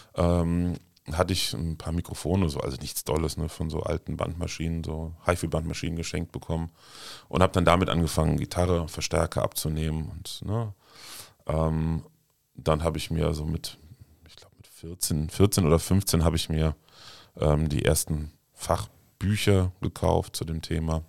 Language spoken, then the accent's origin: German; Glees, Rhineland-Palatinate, Germany; also born or lived in Heimersheim; ich bin auf einem kleinen Dorf in der Nähe von Maria Laach in Glees aufgewachsen